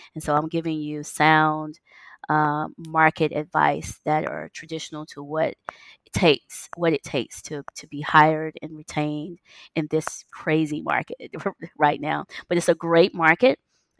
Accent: United States; moved away; It's so different from living in the U.S. We're so American trained.

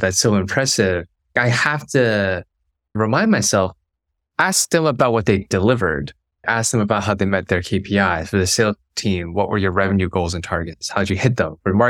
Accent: Hong Kong; also born or lived in Beijing; I grew up in Hong Kong, spent 5 years of my childhood in Beijing.

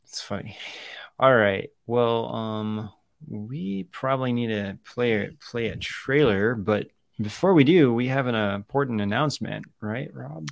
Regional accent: Ohio, United States; growing up in Ohio

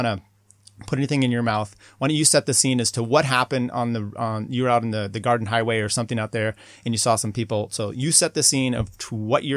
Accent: the Northwest, Pacific Northwest, United States; moved away; also born or lived in Boulder, Colorado; I grew up in the Northwest

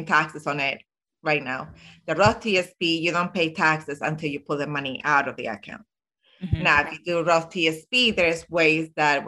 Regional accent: Zaragoza, Aragon, Spain; now in Illinois, United States; I am originally from Spain, Zaragoza.

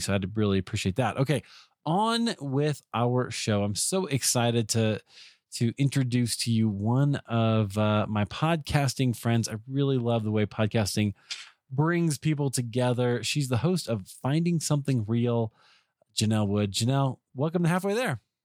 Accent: Iowa, United States; I grew up in Iowa

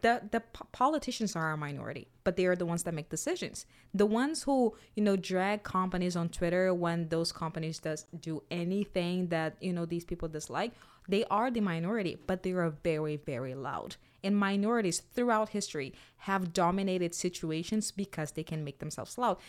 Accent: Brazil; now in United States; I'm from Brazil

